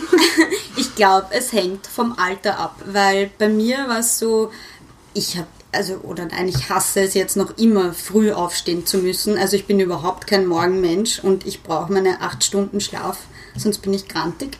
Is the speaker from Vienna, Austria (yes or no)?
yes; Vienna, Austria; Ich bin ja Wienerin